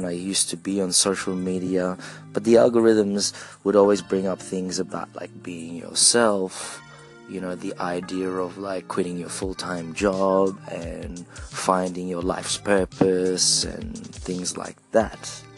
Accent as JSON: {"language": "English", "country": "Philippines", "accent": "Filipino", "second_language": "English", "lives_now": "Australia", "said": "For those of you who didn't understand my accent there, my Filipino accent there, it is complex identity."}